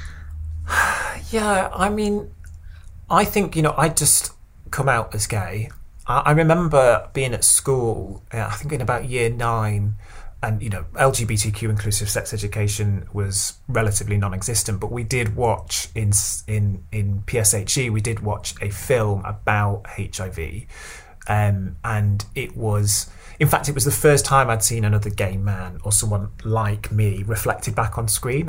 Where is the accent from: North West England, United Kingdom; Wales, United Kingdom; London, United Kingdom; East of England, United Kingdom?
North West England, United Kingdom; Stockport; also born or lived in Cheadle; I was uh, growing up in Stockport